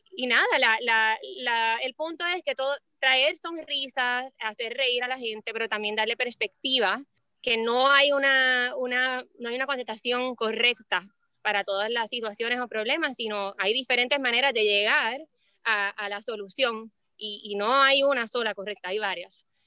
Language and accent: Spanish; Puerto Rico; yo nací y, me crié toda la vida en Puerto Rico.